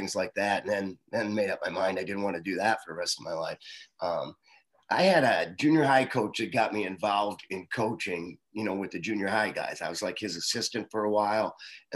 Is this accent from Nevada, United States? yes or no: no; Guttenberg, Iowa, United States; I grew up in Guttenberg, Iowa. That's right on the Mississippi River.